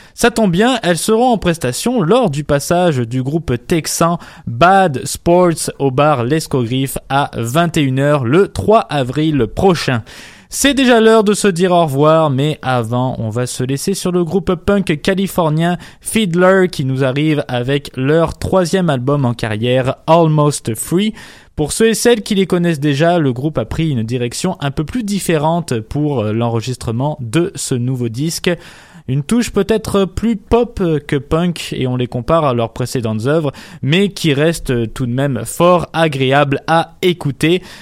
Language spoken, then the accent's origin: French; Montreal, Quebec, Canada; chez nous à Montréal